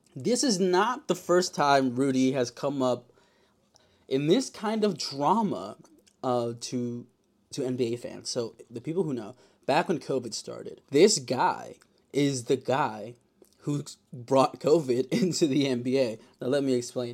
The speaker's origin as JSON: {"language": "English", "town": "Yonkers", "region": "New York", "country": "United States", "said": "I'm from Yonkers"}